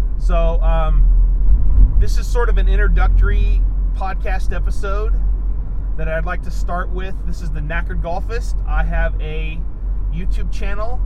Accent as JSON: {"language": "English", "town": "Sacramento", "region": "California", "country": "United States", "tie": "born or raised there", "said": "I came from the Sacramento area where, there was golf to be played in Sacramento"}